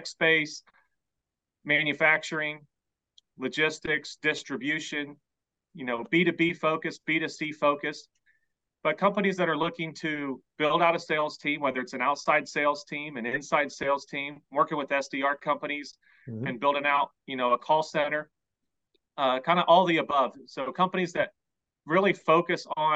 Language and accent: English; Hobe Sound, Florida, United States; also born or lived in Guatemala / Washington, D.C.; I was born in Guatemala, but grew up in Hope Sound